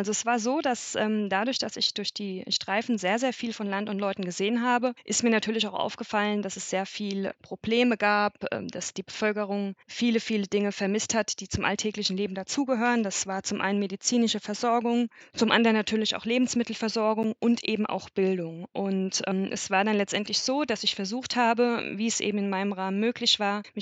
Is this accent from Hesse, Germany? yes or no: yes; Limburg an der Lahn, Hesse, Germany; ich bin 36 Jahre alt, ich komme ursprünglich aus der Nähe von Limburg an der Lahn